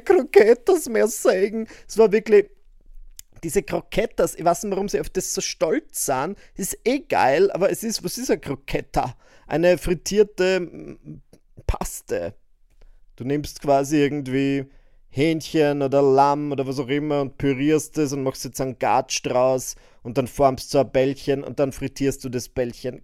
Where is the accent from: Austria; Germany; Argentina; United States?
Austria; bei uns in Österreich